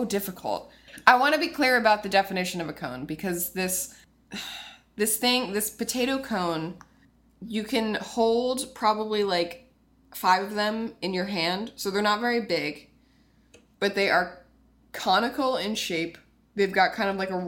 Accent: New Canaan, Connecticut, United States; moved away; from my hometown from a deli called Tony's Deli

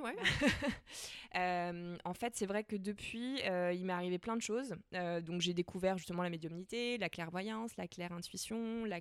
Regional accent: Nantes, Pays de la Loire, France; moi j'ai grandi à Nantes

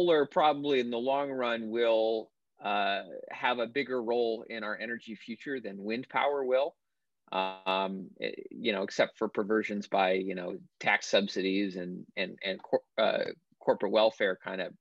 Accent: Maine, United States; moved away; moved to my back to my home state of Maine, where my family's been for generations

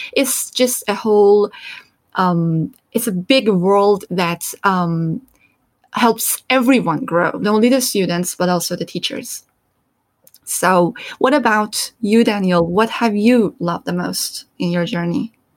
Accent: Iran; English is a second language; moved away; also born or lived in Turkey; coming from Iran and growing up in Iran, and pretty much my whole experience is um, in Iran and in Turkey

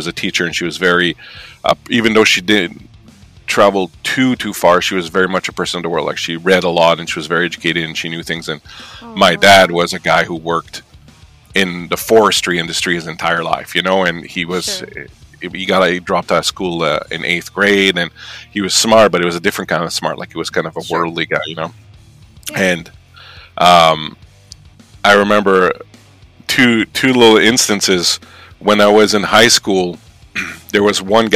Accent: New Brunswick, Canada; moved away as an adult; now in Montreal, Canada; I'm from Canada, and I'm from originally from the province of New Brunswick in Canada, and I'm from a village of, like, you know, about the size, same size as the one you came from.

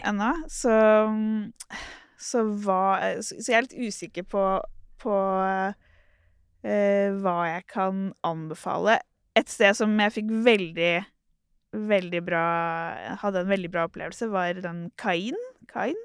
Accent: Turkey; now in Oslo, Norway; Jeg er jo opprinnelig fra Tyrkia

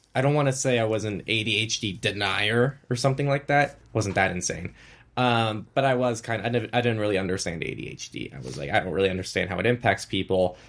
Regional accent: United States; coming from the U S, I think my standards are a little bit different

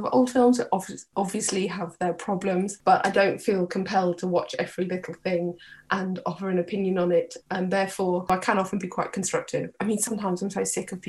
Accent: Birkenhead, North West England, United Kingdom; I'm from Birkenhead.

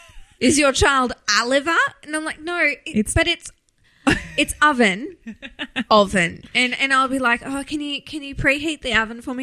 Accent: Australia; It's because we're Australian.

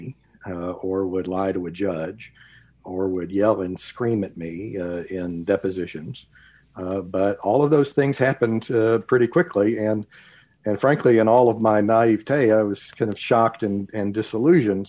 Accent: Texas, United States; moved away as an adult; also born or lived in Midwest / Dallas, Texas; I grew up in Texas and went off to college and law school in the Midwest

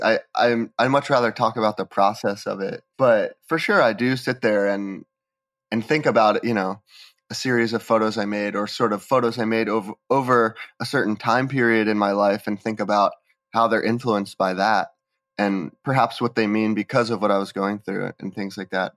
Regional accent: Bethlehem, Pennsylvania, United States; I grew up in Bethlehem, Pennsylvania, which is a small city, maybe about two hours from New York City.

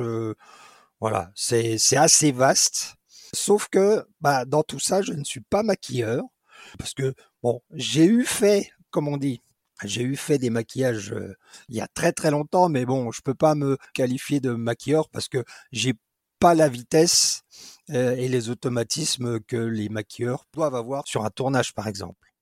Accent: Dijon, Bourgogne-Franche-Comté, France; also born or lived in England; je suis originaire de Dijon

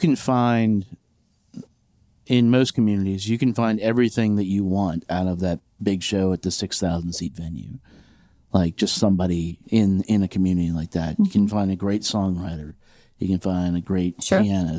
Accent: Lynchburg, Virginia, United States; I grew up in Lynchburg, you know, there's apparently like mm-hmm. a bustling scene there now.

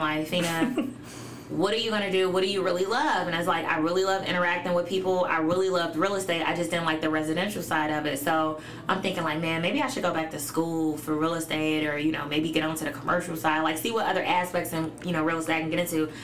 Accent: Chicago, Illinois, United States; also born or lived in Elgin, Illinois; I was born in Elgin, but moved. My parents moved. Well, my mom moved to Chicago when I was a month old

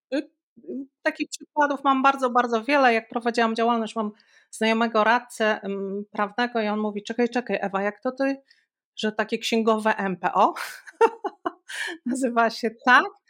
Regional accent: Białystok, Podlaskie Voivodeship, Poland; ja pochodzę z Białegostoku, Stoku

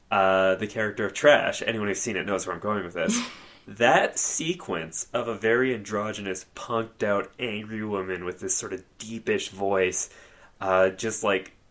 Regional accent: Australia; when I was a kid growing up in Australia

